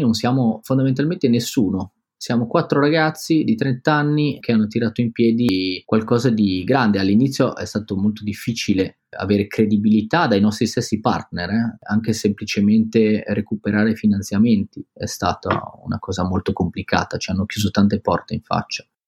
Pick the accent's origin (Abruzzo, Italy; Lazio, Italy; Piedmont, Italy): Piedmont, Italy; Biella; moved away as an adult; now in Milan, Italy; siamo ancora in provincia, che è il posto dove sono cresciuto io, a Biella